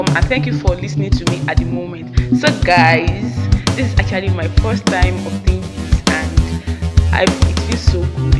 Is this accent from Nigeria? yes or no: yes; Kogi, Nigeria; moved away as an adult; now in Damaturu, Nigeria; I'm from Kogi State and I'm an Ebira girl